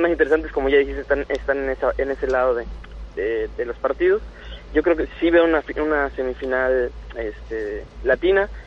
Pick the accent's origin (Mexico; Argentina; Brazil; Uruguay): Mexico; Tienen esa capacidad de lectura que a veces nos falta a nosotros como equipo mexicano.